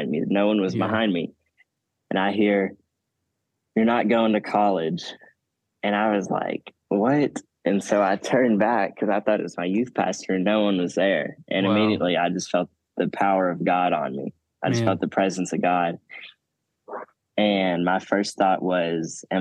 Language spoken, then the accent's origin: English; Arkansas, United States; moved away as an adult; now in Oklahoma, United States; I'm originally from Arkansas.